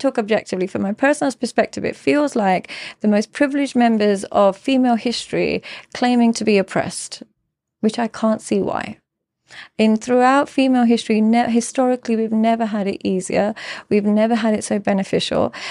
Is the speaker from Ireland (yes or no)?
no; London, United Kingdom; now in Dubai, United Arab Emirates; growing up in London and in the U K